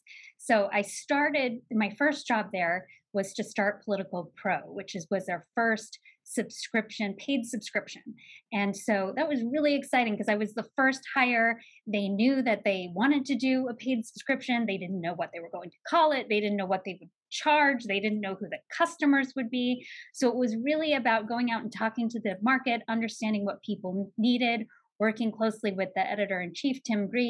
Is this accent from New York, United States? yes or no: no; Salem, Oregon, United States; I grew up in Salem, Oregon